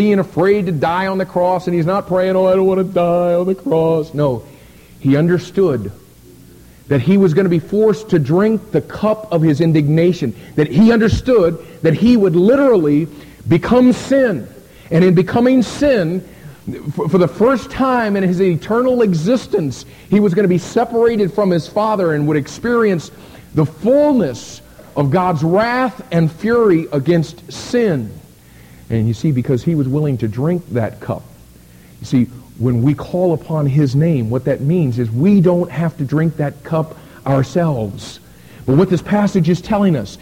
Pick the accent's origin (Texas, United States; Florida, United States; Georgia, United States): Florida, United States; Miami; I'm from Miami, Florida